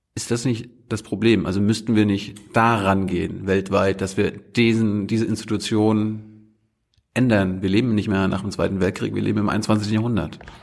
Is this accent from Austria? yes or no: no; Germany; als Deutscher